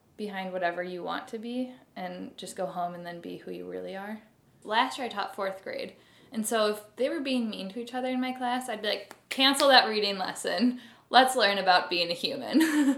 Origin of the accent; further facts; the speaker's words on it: Barrington, Illinois, United States; I have lived in the Midwest my whole life